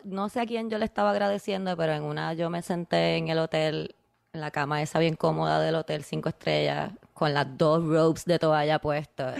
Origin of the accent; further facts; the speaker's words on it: Puerto Rico; yo soy de Puerto Rico